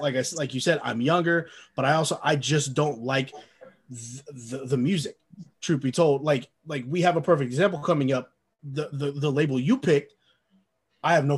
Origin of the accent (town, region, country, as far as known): West Coast, United States